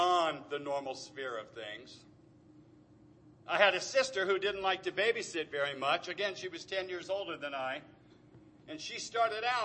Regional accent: Anaheim, California, United States; also born or lived in Tustin, California; Born and raised in Anaheim, long before anybody called it Anacrime

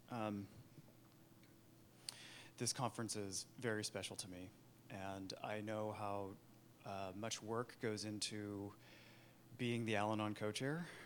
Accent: Sacramento, California, United States; I was born and raised in Sacramento, two hours up the road, uh, the suburbs of Sacramento, actually, which in the um, early 80s was not as cute as it is now.

